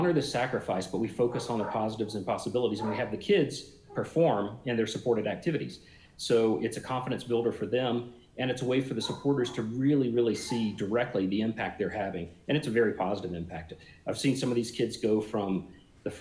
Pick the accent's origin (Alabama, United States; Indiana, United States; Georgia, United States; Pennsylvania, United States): Alabama, United States; South; moved away; I grew up in South Alabama and learned to swim in a creek